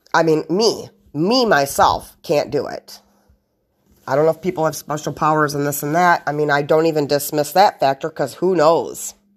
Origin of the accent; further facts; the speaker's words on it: United States; I'm American